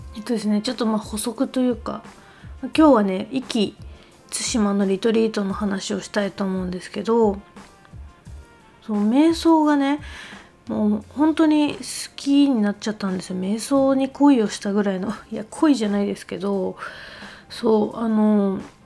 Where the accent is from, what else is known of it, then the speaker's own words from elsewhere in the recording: Niigata, Japan; 私の地元の新潟